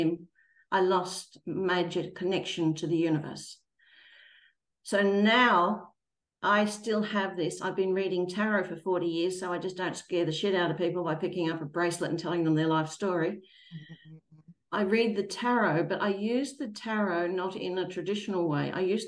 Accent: Australia

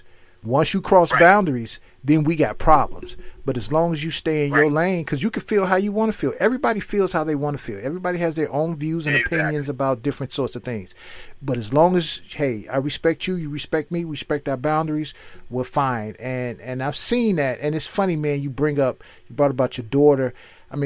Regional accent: Chicago, Illinois, United States; moved away; also born or lived in Philadelphia; I'm from Chicago. I just got here.

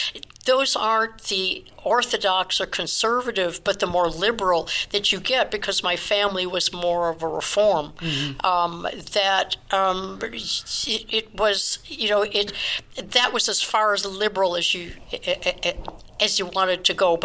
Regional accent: Chicago, Illinois, United States; I was born in Chicago

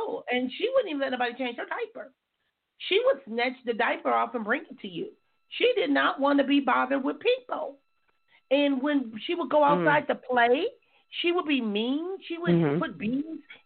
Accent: Compton, California, United States; my growing up in Compton

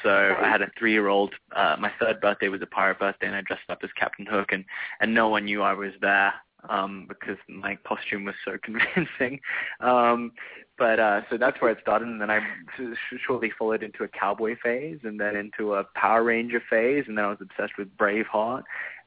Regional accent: France; also born or lived in Sydney, Australia; I was born in Australia, in Sydney, and at the age of 3, my parents wanted to take an adventure, and we were supposed to move to France for a year, and we ended up staying for 7 years.

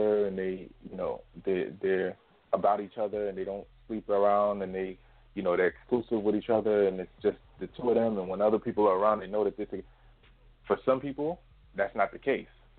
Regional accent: United States; we're from America

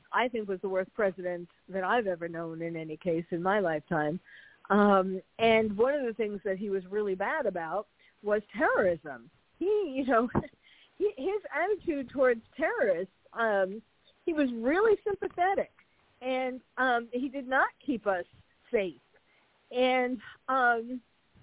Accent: New York City, New York, United States; moved away as an adult; now in California, United States; I'm a New Yorker born and bred.

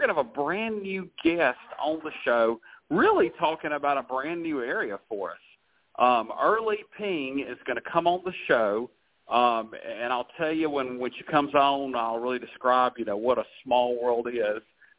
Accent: the South, United States; Tim, you were born and raised in the South like I was

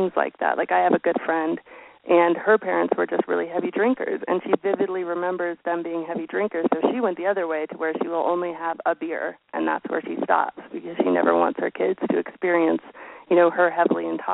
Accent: Colorado, United States; born or raised there

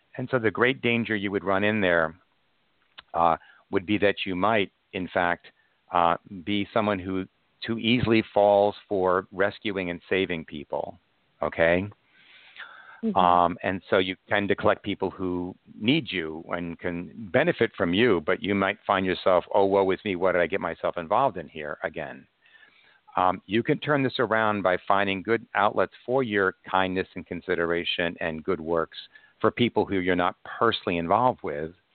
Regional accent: Long Island, New York, United States; I'm from Long Island as well

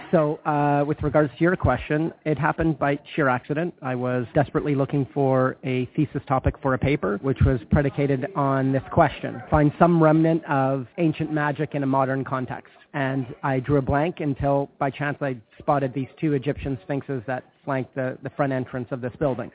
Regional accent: Winnipeg, Manitoba, Canada; my hometown

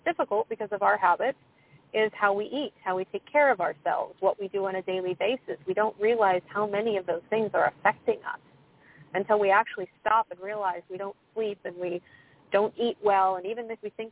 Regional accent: United States; I'm from the United States

